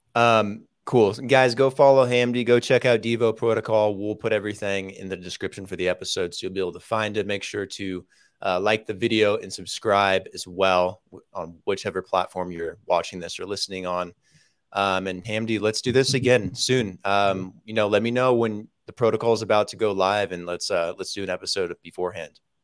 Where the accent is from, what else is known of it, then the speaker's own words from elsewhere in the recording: Las Vegas, Nevada, United States; moved away; also born or lived in California; I'm from Vegas